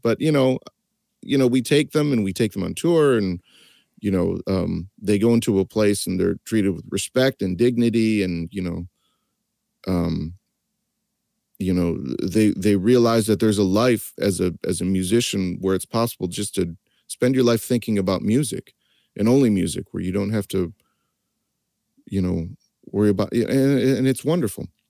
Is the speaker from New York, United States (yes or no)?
no; East Lansing, Michigan, United States; I grew up in East Lansing, Michigan